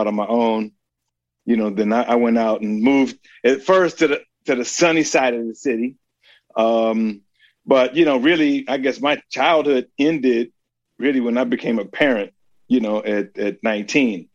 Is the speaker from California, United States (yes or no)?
yes; San Francisco, California, United States; moved away as an adult; now in Oakland, United States; San Francisco. Born and raised in San Francisco